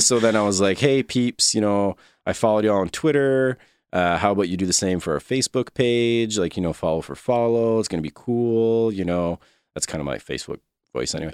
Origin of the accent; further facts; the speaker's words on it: Quebec, Canada; I'm from Quebec, grew up in Quebec.